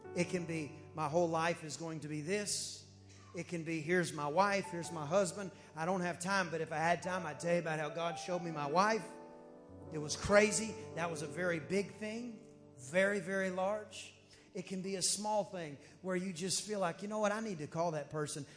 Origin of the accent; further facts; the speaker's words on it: United States; I'm from America